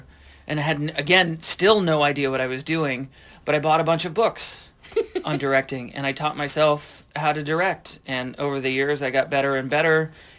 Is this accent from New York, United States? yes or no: no; Iowa, United States; moved away as an adult; also born or lived in Chicago; I'd never left Iowa before